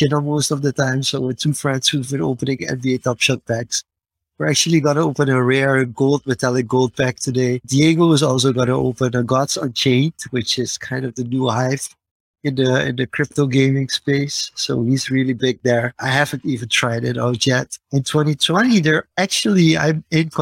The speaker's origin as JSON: {"language": "English", "country": "Suriname", "said": "my home country, for Suriname"}